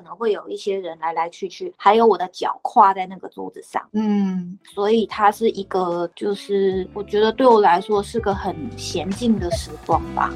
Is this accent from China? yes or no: no; Taiwan; 我一个台湾人